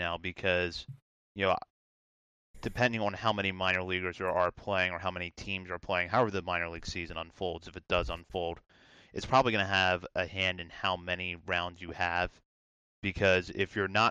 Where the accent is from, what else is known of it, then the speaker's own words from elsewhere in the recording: Hagerstown, Maryland, United States; growing up in Hagerstown